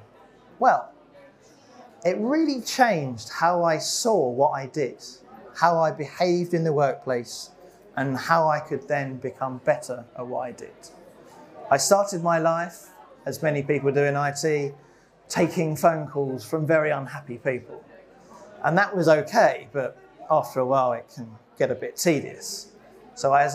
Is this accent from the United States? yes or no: no; Epsom, South East England, United Kingdom; also born or lived in Plymouth; I was born in Epsom Hospital, just down the road. I went to a local school called Glynn.